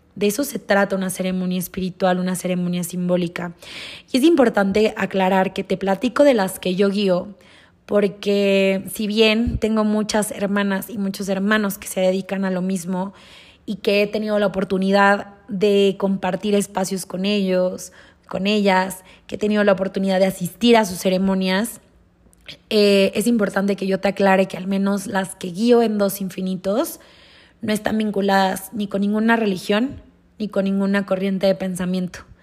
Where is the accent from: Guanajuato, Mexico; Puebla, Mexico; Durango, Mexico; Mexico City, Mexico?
Durango, Mexico; moved away; crecí en Durango, nací en Durango, crecí en Durango